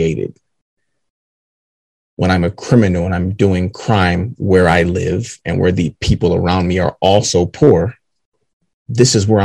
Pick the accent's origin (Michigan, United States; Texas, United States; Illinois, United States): Michigan, United States; Detroit; Seven Mile Road